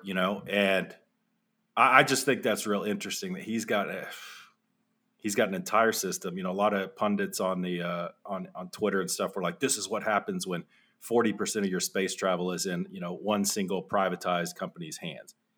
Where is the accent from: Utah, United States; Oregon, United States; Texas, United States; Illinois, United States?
Texas, United States; also born or lived in Phoenix, Arizona; we moved from Phoenix to Texas